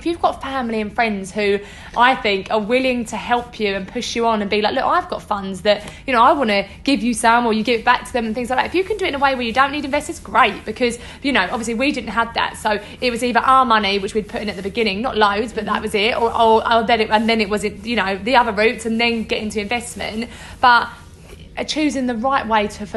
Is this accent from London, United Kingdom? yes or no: no; Essex, East of England, United Kingdom; we get criticised for the way we speak, we're both from Essex